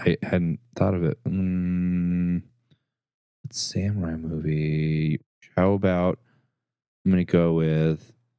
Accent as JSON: {"language": "English", "country": "United States", "said": "being an American"}